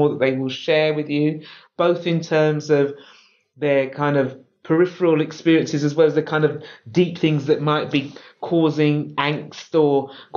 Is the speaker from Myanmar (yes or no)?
no; London, United Kingdom; I'm a Londoner. So I was born in London. I love London.